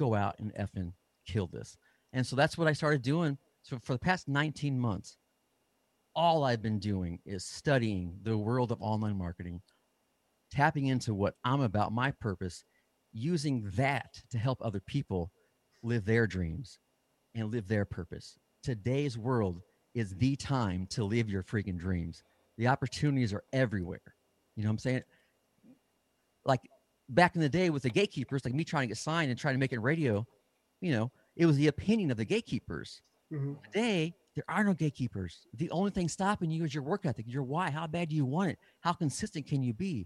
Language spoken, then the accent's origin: English; Midwest, United States; moved away as an adult; also born or lived in California / Nashville; I settled down in the Midwest, my hometown area